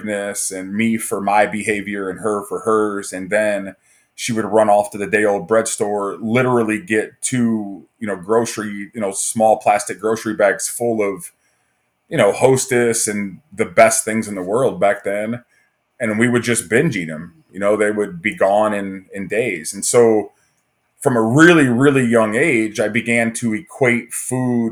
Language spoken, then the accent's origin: English; Fremont, Ohio, United States; also born or lived in Toledo, Ohio; I grew up in Northwest Ohio in a small town called Fremont. I was born in Toledo